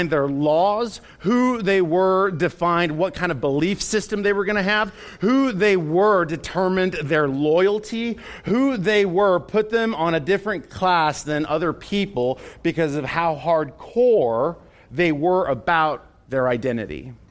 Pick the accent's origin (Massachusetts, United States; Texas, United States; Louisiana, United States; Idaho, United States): Texas, United States; telling other people, man, I'm from Texas.